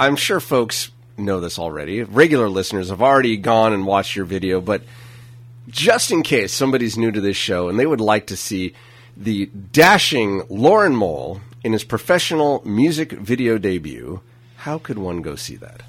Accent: Napa, California, United States; I'm from Napa

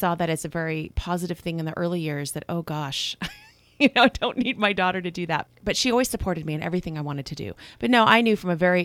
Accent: Napa, California, United States; born or raised there; also born or lived in Vallejo, California

